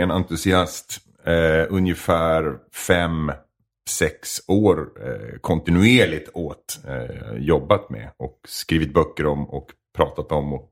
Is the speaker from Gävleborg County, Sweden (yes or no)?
yes; Edsbyn, Gävleborg County, Sweden; Jag är från Edsbyn i Hälsingland.